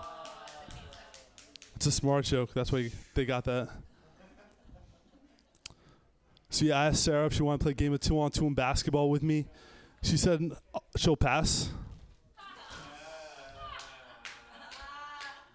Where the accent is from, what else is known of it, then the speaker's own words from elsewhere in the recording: Pakistan; moved away; also born or lived in Miami; the country I grew up in, everyone there was either an engineer, taxi driver, or background extra on Slumdog Millionaire. I'm Pakistani